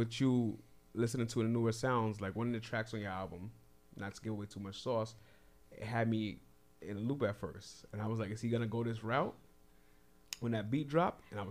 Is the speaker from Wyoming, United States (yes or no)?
no; New York City, New York, United States; I'm from Brooklyn